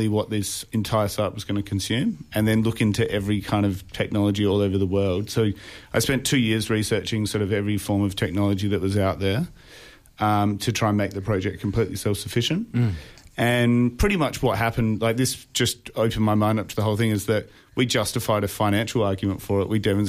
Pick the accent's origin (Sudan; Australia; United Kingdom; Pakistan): Australia; Adelaide, South Australia; also born or lived in Stockholm; I'm from Adelaide originally. But yeah, I grew up in Adelaide